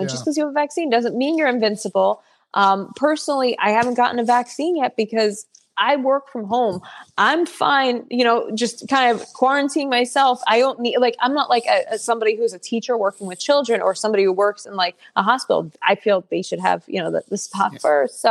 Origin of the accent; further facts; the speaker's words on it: Woodbridge, New Jersey, United States; I've always lived in New Jersey. I'm the 6th generation. My family's live in New Jersey. So I grew up in Woodbridge, which is more city-ish